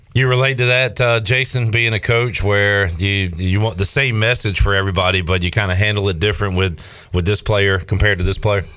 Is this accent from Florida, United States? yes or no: no; Winterville, North Carolina, United States; I'm from Winterville